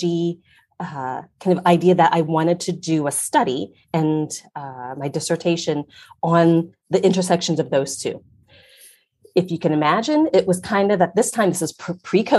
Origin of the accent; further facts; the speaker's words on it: Ohio, United States; I grew up in Ohio